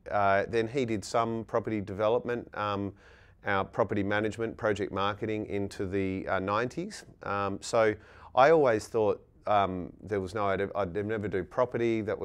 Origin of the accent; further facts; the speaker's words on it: Gooseberry Hill, Western Australia, Australia; So I grew up in Gooseberry Hill, went to Gooseberry Hill Primary School, so I grew up in the hills.